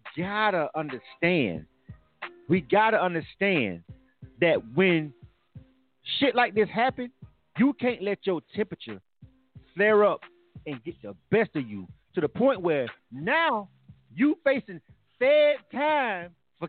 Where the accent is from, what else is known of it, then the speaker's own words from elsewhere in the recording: Panama City, Florida, United States; also born or lived in Henry County, Georgia; now in Metro Atlanta, United States; I'm from Panama City, Florida. That's area code 850